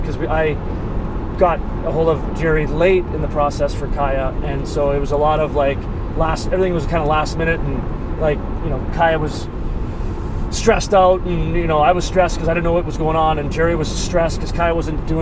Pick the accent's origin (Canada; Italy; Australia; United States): Canada; moved away; we grew up in Canada